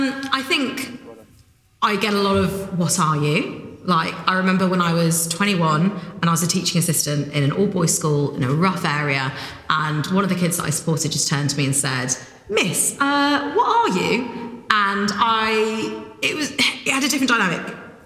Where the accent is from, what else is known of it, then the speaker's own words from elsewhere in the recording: Warwickshire, West Midlands, United Kingdom; also born or lived in Suffolk; oh, I'm from Warwickshire, I was born in Suffolk